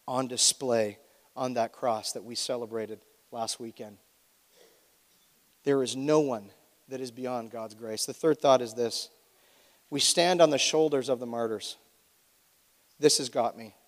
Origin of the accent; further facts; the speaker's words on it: Canada; as Canadian citizens